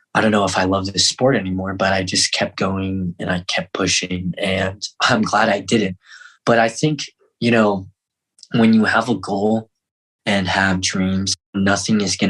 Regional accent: Fort Collins, Colorado, United States; also born or lived in Seoul, South Korea / Denver; we grew up on a farm in Fort Collins

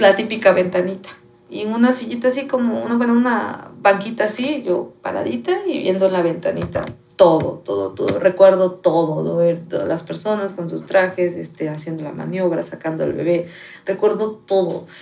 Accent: Agua Dulce, Veracruz, Mexico; now in Cancún, Mexico; Nací en Aguadulce, Veracruz.

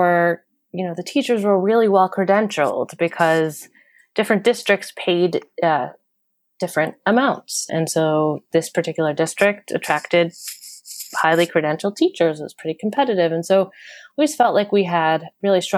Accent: Long Island, New York, United States; now in Brooklyn, New York, United States; I grew up in Long Island, New York, just a suburb outside of New York City.

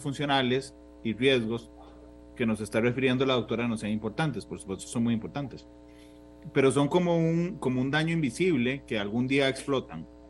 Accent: Costa Rica; como el tico promedio

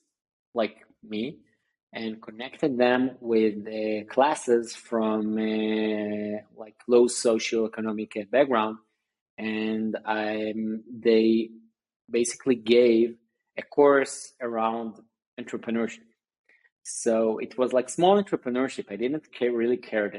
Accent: Tel Aviv, Tel Aviv District, Israel; also born or lived in Sunnyvale, California; I basically grew up in Israel, in Tel Aviv

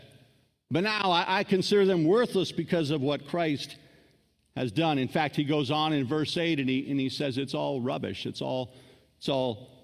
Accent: United States; I'm an American

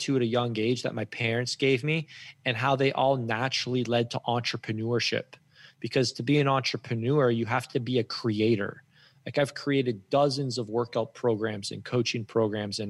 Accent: Guelph, Ontario, Canada; I grew up in Guelph, Ontario

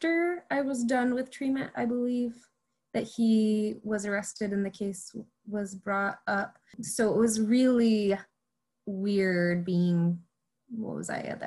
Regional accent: Clarkston, United States; at the end of my time in Clarkston, my hometown

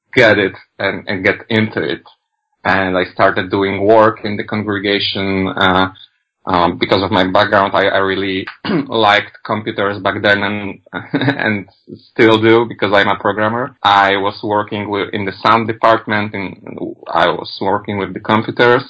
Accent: Poland; English is a second language; I come from Poland

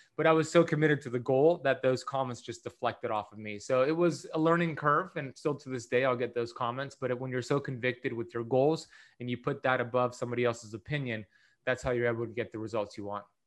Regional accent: Miami Beach, Florida, United States; I grew up here in Miami Beach, Florida

